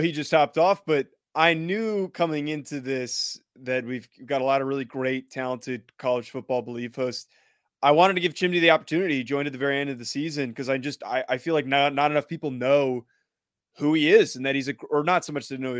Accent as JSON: {"language": "English", "region": "New Jersey", "country": "United States", "moved": "yes", "lives_now": "Los Angeles, United States", "said": "I'm from New Jersey. I live in Los Angeles now."}